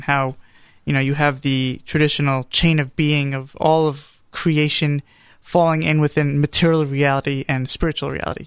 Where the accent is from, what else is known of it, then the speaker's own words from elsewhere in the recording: New York, United States; moved away; also born or lived in Charlotte, North Carolina; growing up in New York.